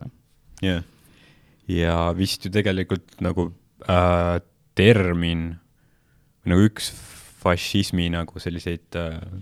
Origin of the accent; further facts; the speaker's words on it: Estonia; Eestis vaata, me oleme, me tulime Nõukogude Liidust